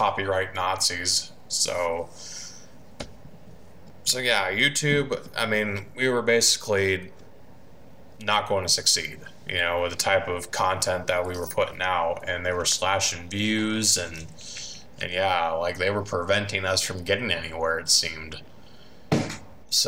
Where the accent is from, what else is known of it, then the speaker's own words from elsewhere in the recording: Van Wert, Ohio, United States; I am from Vanwart, Ohio. I've basically lived here all my life, pretty much.